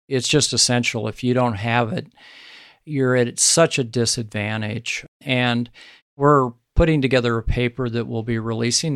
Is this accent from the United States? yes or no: yes; Sand Hills, central Nebraska, United States; my home country and the ranching country of central Nebraska called the Sand Hills